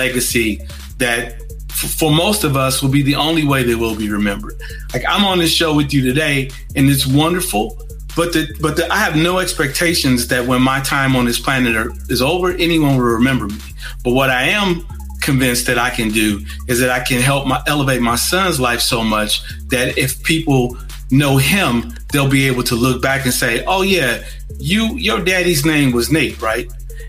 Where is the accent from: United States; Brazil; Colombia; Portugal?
United States; Gary, Indiana; moved away; I'm from Gary.